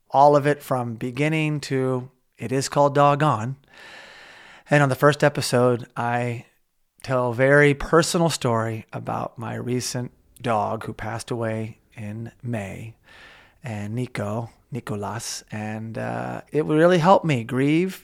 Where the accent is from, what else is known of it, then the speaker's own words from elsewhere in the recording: Oklahoma, United States; now in California, United States; when I grew up in Oklahoma, I live in California